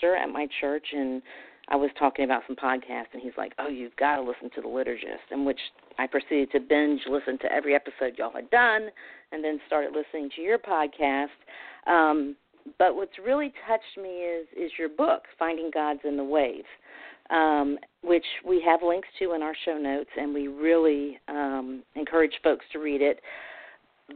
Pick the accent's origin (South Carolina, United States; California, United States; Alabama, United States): Alabama, United States; being from Alabama